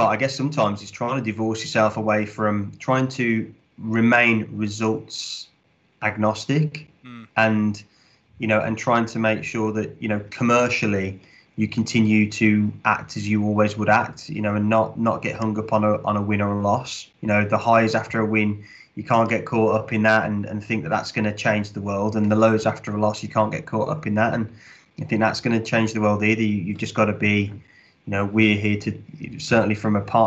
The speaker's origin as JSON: {"language": "English", "region": "West Midlands", "country": "United Kingdom", "moved": "yes", "said": "Rugby league does not particularly exist in the Midlands, where I'm from anyway."}